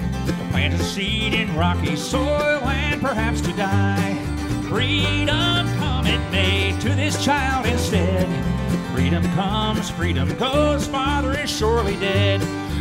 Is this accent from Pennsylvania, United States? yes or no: yes; Erie, Pennsylvania, United States; Erie, Pennsylvania.